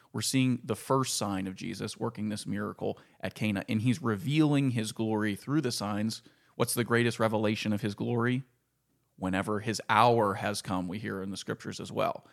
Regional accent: Ford City, Pennsylvania, United States; also born or lived in Leechburg; growing up in Ford City

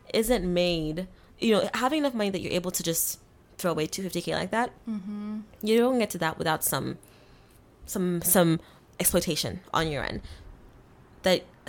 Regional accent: Kenya; moved away; I grew up in Kenya

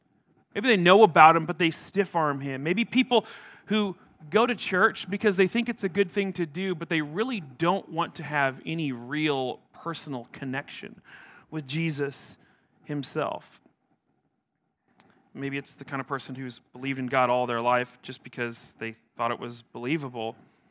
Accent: Atkinson, Nebraska, United States; I grew up in a small town in Nebraska. I grew up in Atkinson, north central Nebraska. It's a town of about 1,500 people.

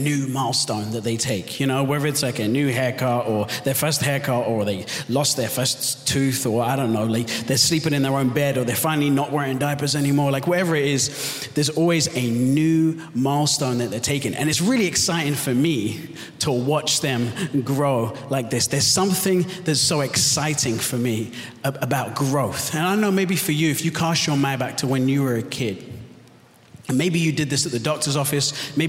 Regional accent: London, United Kingdom; also born or lived in Southern California; I was born and raised in London, so that's why I have the confused accent. My wife and I, my wife Sungi and I, moved here from Southern California just over 2 years ago.

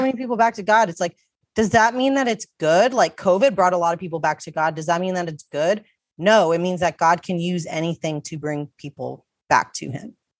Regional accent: United States; I was born in America

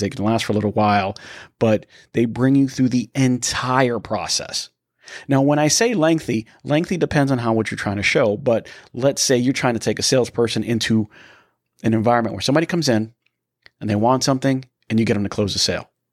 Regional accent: Tampa, Florida, United States; We are from the Tampa area, Danny

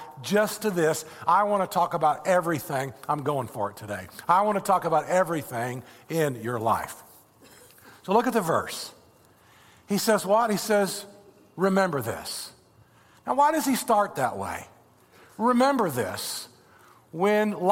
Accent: Indiana, United States; now in Florida, United States; I'm from Indiana. I grew up with corn and soybeans everywhere

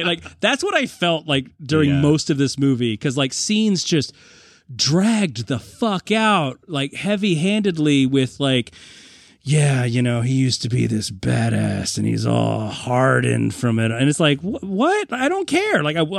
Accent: New England, United States; I'm also from the New England area.

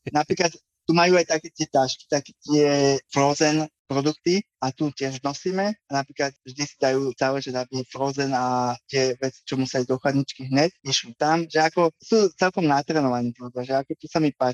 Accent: Slovakia; moved away as an adult; also born or lived in England; now in Canberra, Australia; ja som srdcom Slovák a vždy Slovak budem, aj keď budem žiť milión rokov

